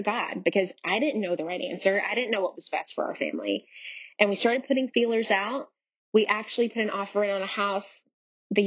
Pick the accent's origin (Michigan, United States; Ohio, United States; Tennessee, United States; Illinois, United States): Tennessee, United States; Nashville; moved away as an adult; also born or lived in Los Angeles, California / New York City; I was born and raised in Nashville, Tennessee